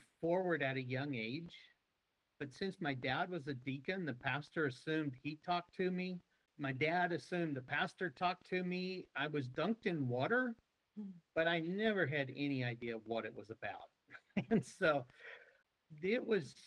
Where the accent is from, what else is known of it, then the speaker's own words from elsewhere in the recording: Peculiar, Missouri, United States; moved away as an adult; also born or lived in Longview, Texas; now in Hungary; I'm from Peculiar, Missouri. Mm-hmm. When I was a kid growing up, that was 750 people.